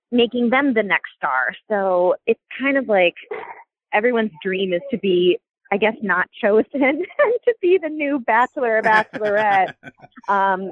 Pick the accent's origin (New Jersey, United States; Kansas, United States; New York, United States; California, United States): Kansas, United States; Overland Park; I'm from Overland Park, Kansas, born and raised, grew up going to all the Royals games